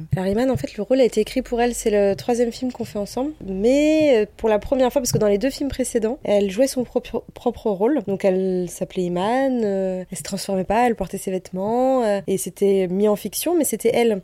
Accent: Normandy, France; là d'où on vient, parce qu'on vient de Normandie

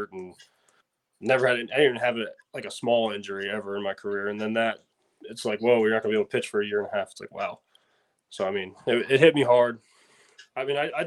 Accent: Northern Delaware, United States; I grew up in Northern Delaware, 30 minutes from Philly

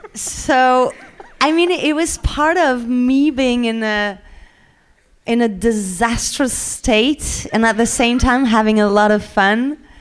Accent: France

